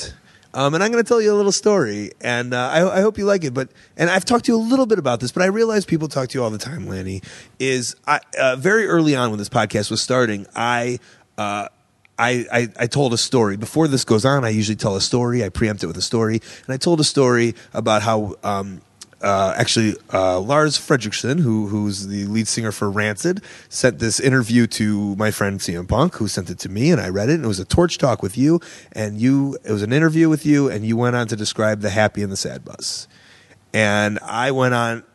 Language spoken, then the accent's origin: English; Deerfield / Downers Grove, Illinois, United States; I'm from Deerfield, from Downers Grove